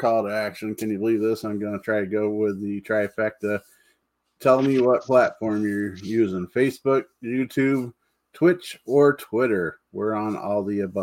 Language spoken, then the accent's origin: English; Jamestown, New York, United States; now in Tidioute, United States; Originally I'm from Jamestown, New York, but I'm now currently in Tidu